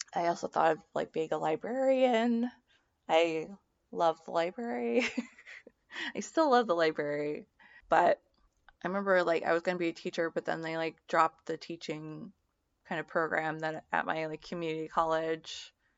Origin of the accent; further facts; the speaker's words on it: Seattle, Washington, United States; I grew up in the Seattle area with a single mom